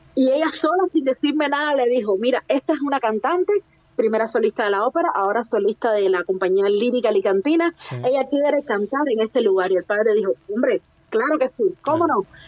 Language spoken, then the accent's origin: Spanish; Cuba; moved away as an adult; now in Spain; somos muchos cantantes cubanos